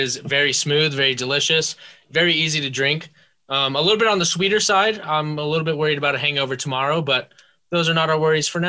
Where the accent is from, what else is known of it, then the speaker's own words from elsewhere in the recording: New Mexico, United States; made right here in my home state of New Mexico.